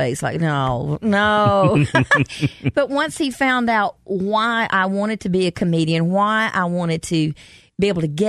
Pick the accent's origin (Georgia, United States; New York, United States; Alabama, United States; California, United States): Georgia, United States; Commerce; I am from Georgia, and I grew up there in Commerce, Georgia